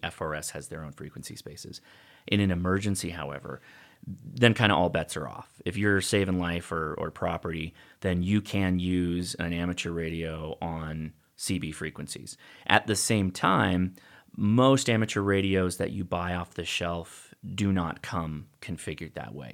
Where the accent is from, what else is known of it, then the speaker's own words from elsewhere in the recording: Whittier, California, United States; I grew up in a town called Whittier.